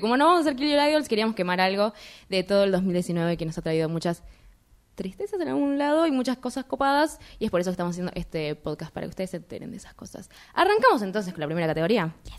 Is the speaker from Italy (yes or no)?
no; Argentina; somos de Argentina